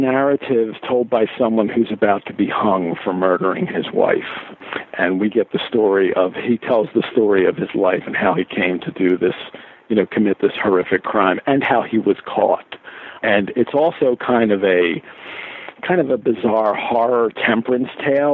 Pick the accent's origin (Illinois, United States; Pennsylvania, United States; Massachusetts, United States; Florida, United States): Pennsylvania, United States; Philadelphia; growing up in Philadelphia